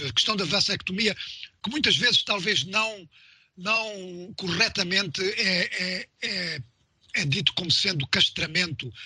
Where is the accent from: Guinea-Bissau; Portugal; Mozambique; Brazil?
Mozambique; em Moçambique, uh, de onde eu sou